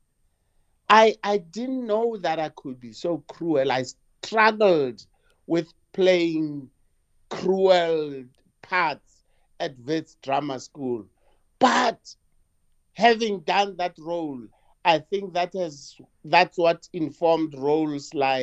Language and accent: English; Lesotho; now in South Africa; as a little boy, I grew up in Lesotho for about 7 years.